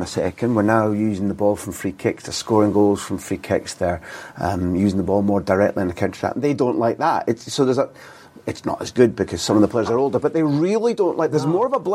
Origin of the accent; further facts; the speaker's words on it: Aberdeen, Scotland, United Kingdom; I grew up in Aberdeen